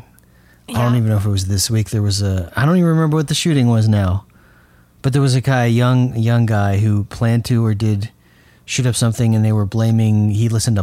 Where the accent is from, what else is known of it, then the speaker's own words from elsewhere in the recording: Miami, Florida, United States; now in Colorado, United States; Miami, my hometown